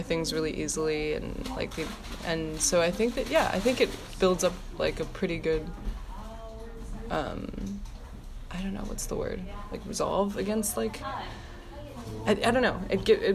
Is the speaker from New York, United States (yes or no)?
yes; New York City, New York, United States; being a New Yorker